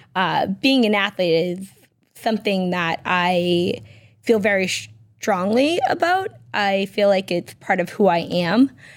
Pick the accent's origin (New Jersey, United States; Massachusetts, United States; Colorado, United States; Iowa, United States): Massachusetts, United States; Peabody; I was born and raised in Peabody, Massachusetts